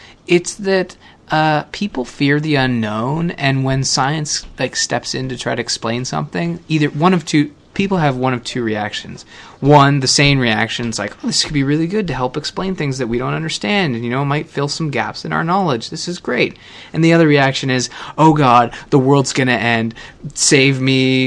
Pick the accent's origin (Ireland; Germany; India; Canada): Canada; as a Canadian